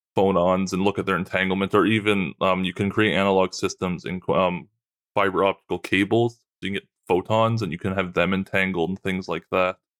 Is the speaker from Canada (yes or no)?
yes; Trenton, Nova Scotia, Canada; where I grew up in Trenton, Nova Scotia